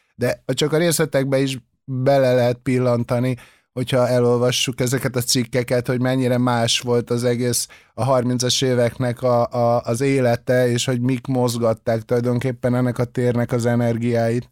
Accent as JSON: {"language": "Hungarian", "region": "Budapest", "country": "Hungary", "tie": "born or raised there", "said": "itt születtem a, a Kútvölgyibe"}